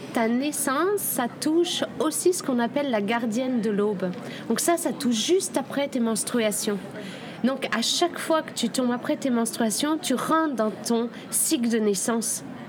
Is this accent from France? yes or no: no; Indonesia; moved away; J'ai passé toute mon enfance en Indonésie